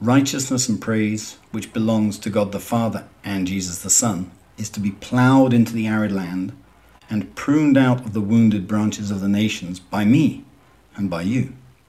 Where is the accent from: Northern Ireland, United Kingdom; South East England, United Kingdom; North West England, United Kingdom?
South East England, United Kingdom; Southampton; accent: southern Southampton; moved away as an adult; now in Fortaleza, Brazil; I'm English by origin, but I have lived in Brazil for 23 years, and so I'm afraid my strong southern Southampton accent has gone away.